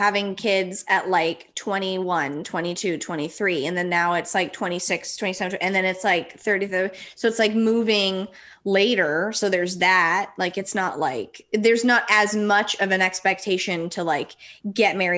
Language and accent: English; Los Angeles, California, United States; I'm from Los Angeles